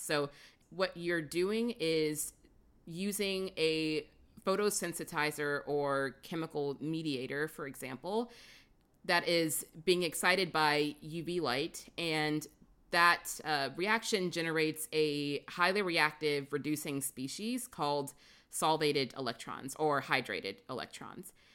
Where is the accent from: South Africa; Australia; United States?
United States; St. Louis, Missouri; moved away; also born or lived in California; I grew up in Saint Louis